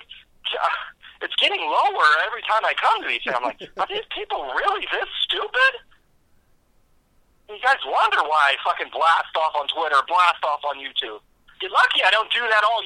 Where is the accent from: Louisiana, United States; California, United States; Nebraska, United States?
California, United States; I'm from California